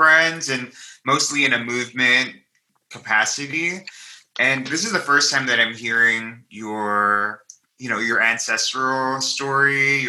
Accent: New York, United States; also born or lived in Manila, Philippines; raised in the Philippines with my grandparents and aunties before preschool, but I was born and raised in New York. So from like 2 to 4, I lived in the Philippines, in Manila also.

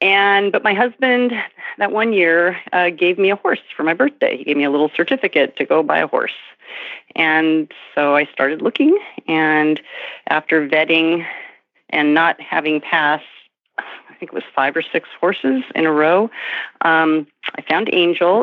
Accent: Santa Monica, California, United States; I grew up in Santa Monica, California

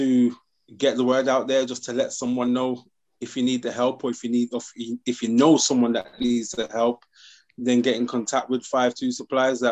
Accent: Birmingham, West Midlands, United Kingdom; now in Sheffield, United Kingdom; I'm from Birmingham side

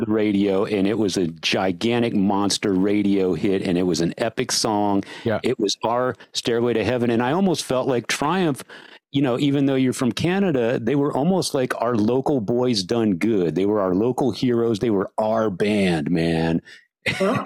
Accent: San Antonio, Texas, United States; I grew up in San Antonio

